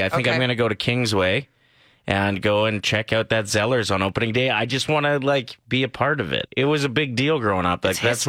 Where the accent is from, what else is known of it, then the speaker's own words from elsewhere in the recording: Canada; moved away; there was no mall in my hometown, but there was in Lloyd, which was fairly close.